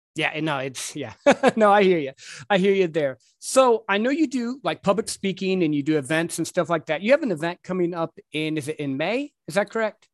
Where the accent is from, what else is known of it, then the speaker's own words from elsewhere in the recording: Midwest, United States; I grew up in the Midwest